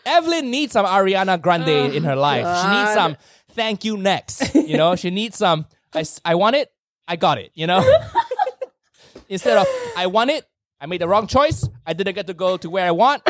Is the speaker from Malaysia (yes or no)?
yes; Malaysia; moved away as an adult; also born or lived in United States; now in London, United Kingdom; I was born and raised in Malaysia, so culturally, not all over the place. Very, very defined, and I'm very proud of my Malaysian heritage.